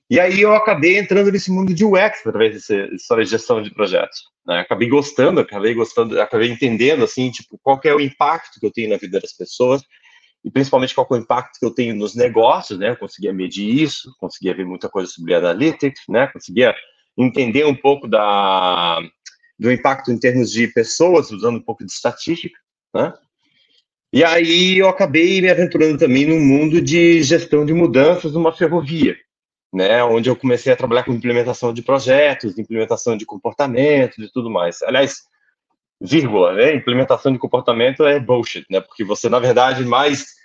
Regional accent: Manaus, Amazonas, Brazil; also born or lived in Curitiba; now in Portugal; Olha, sou natural de Manaus, né? Passei boa parte da minha vida em Curitiba. Não obstante, eu queria terra fria, então vim para Portugal.

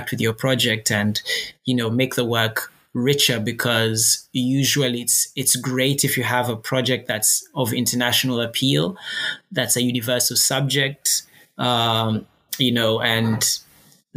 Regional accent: Uganda; moved away; also born or lived in Reading; I am from Uganda

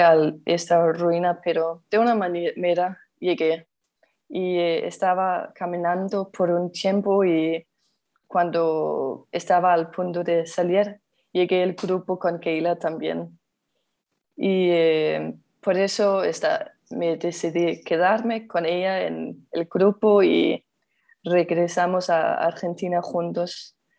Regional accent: Denmark; Spanish is a second language; soy danesa y vivo en Dinamarca

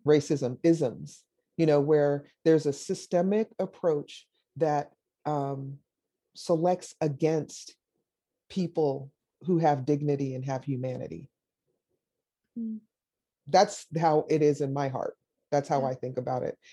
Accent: Jamaica; moved away; also born or lived in Davis, California; I'm Jamaican. I was born in Jamaica.

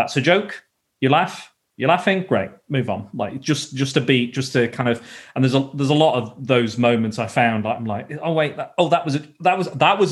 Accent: the north of England, United Kingdom; accent: northern; I'm a northerner, so I sound north

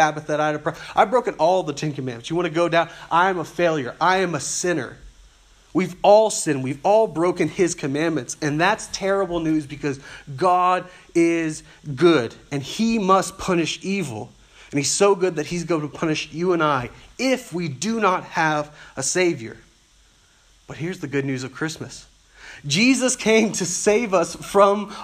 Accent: South Louisiana, United States; I grew up in South Louisiana, where the public schools were terrible

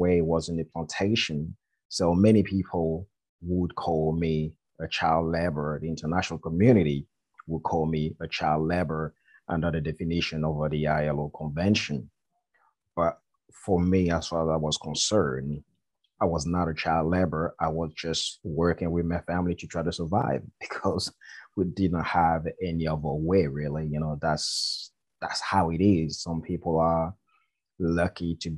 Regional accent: Côte d’Ivoire; now in United Kingdom; I'm from the Ivory Coast. There is a little village called Akupe in West Africa, in a country called Ivory Coast. So I grew up there.

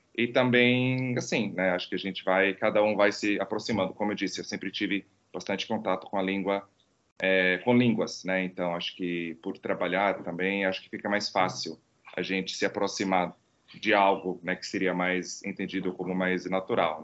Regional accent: Croatian coast, Croatia; Portuguese is a second language; moved away as an adult; now in Brazil; no litoral, que é a região onde, onde eu nasci, é, que se fala bastante italiano

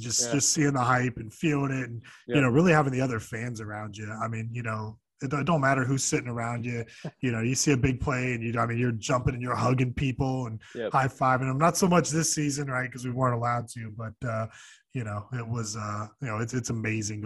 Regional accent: South Florida, United States; for us South Floridians

